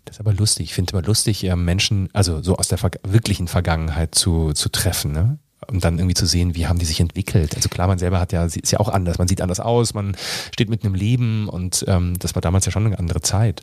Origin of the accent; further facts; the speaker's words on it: Fulda, Hesse, Germany; moved away as an adult; also born or lived in Rhineland; now in Bavaria, Germany; dann sind wir umgezogen nach Fulda. Da habe ich tatsächlich 20 Jahre meines Lebens verbracht.